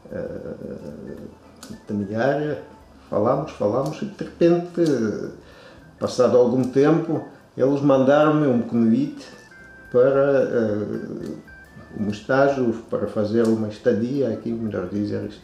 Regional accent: Russia; Portuguese is a second language; moved away as an adult; also born or lived in Niterói, Brazil; now in Braga, Portugal; uh, ah, sou russo, luso-russo, uh, ah, tenho 61 anos, nasci na União Soviética, um país que já não existe.

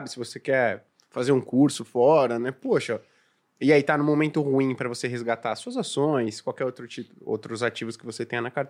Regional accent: São Paulo, Brazil; Afinal, eu e o … que a gente veio de Saint John Climax

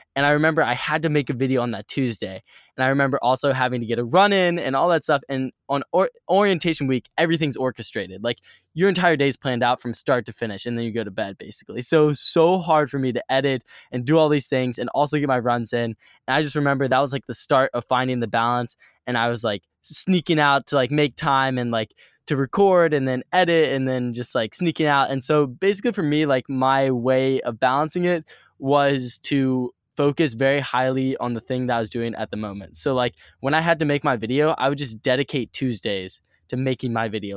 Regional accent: Richmond, Virginia, United States; moved away as an adult; my hometown is Richmond, Virginia, and it is just a cool little town in Virginia, and I grew up

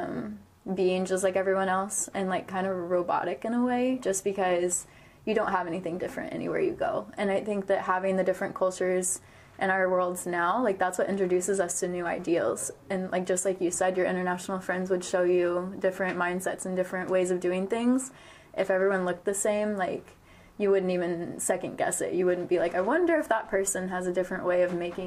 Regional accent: Marshall, Missouri, United States; Kansas City is an hour and a half from my hometown

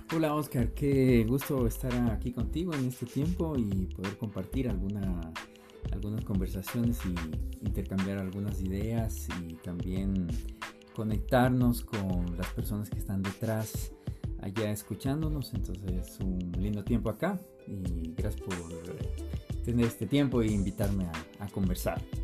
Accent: Quito, Pichincha, Ecuador; also born or lived in Colombia; yo vine de meses de nacido al Ecuador. Entonces, bueno, eh, hoy escuché una palabra que dice que somos la tercera cultura y creo que es verdad. Eh, mis papás son colombianos, son caleños. Me crié en el Ecuador

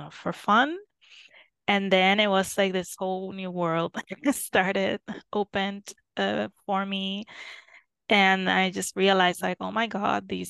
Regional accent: Puerto Rico; moved away as an adult; now in Germany; I come from Puerto Rico

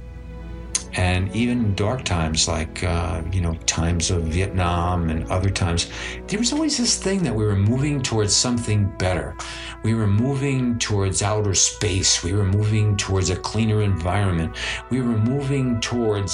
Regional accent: United States; It's been wonderful growing up in America for the most part

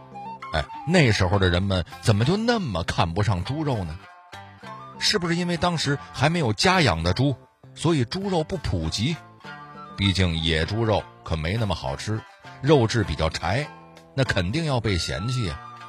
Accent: China; 作为中国人，有件事您肯定不能否认，那就是热爱美食这件事儿是咱们历朝历代从未丢失过的优良传统。

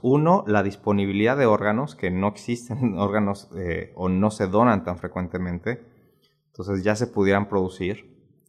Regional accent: Mexico

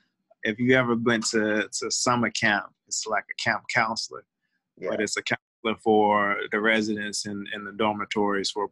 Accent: St. Louis, Missouri, United States; I'm from St. Louis

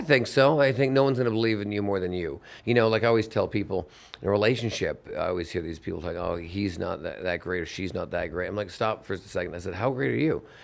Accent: Vancouver, British Columbia, Canada; I'm Canadian from Vancouver

